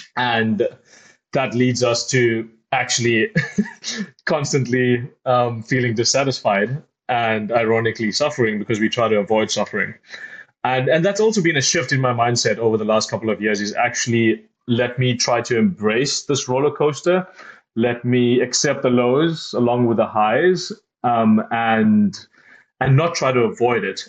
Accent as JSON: {"language": "English", "country": "South Africa", "tie": "born or raised there", "said": "I grew up in South Africa"}